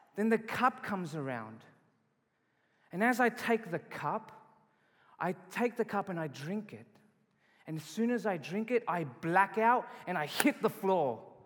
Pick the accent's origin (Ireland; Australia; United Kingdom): Australia; moved away as an adult; now in Calgary, Canada; I'm not from Canada. I was born and raised in Australia.